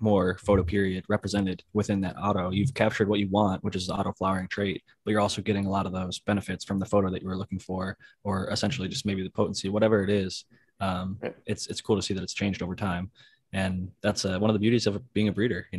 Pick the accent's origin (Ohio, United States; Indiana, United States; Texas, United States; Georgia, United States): Ohio, United States; growing up in Ohio